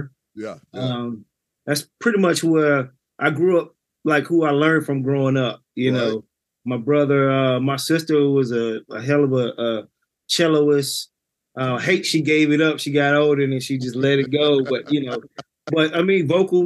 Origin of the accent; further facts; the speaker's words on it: Columbia, South Carolina, United States; Columbia, South Carolina. Born and raised